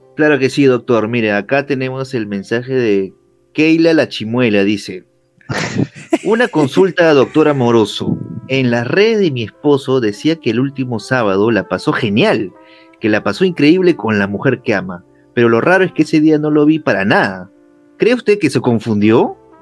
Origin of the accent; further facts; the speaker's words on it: Peru; soy de Perú